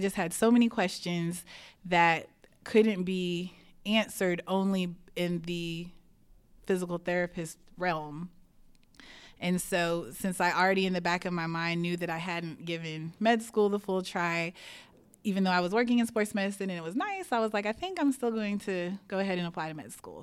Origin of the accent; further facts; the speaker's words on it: Houston, Texas, United States; I grew up in the Cy Fair School District, and I went to Cy Falls High School